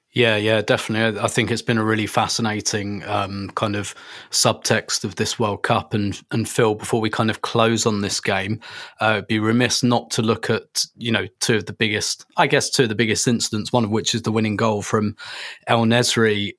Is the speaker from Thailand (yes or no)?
no; England, United Kingdom; we're all from England